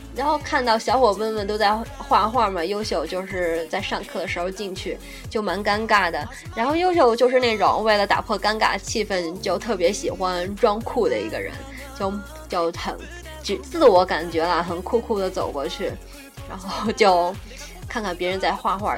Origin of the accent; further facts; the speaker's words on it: Shandong, China; moved away as an adult; now in United Kingdom; 我说我是山东的呀